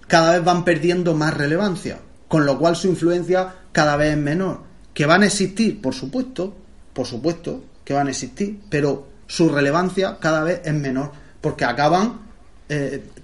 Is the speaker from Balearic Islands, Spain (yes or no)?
no; Region of Murcia, Spain; muy propio de los sacapanzas murcianos. Y soy de Murcia.